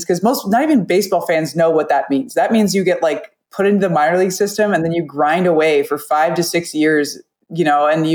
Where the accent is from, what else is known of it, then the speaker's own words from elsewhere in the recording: Nebraska, United States; moved away as an adult; also born or lived in New Mexico; I grew up in Nebraska